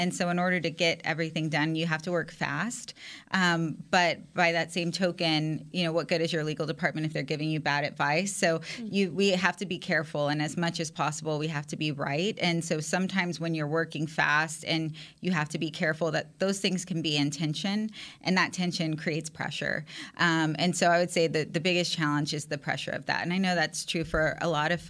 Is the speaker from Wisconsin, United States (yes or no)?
no; San Antonio, Texas, United States; So I'm from San Antonio, Texas, which is huge Cowboys country.